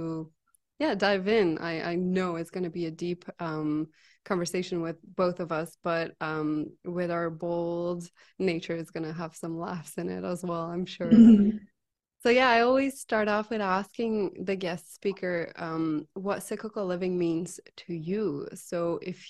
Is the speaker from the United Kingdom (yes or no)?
no; Belgium; I'm from Belgium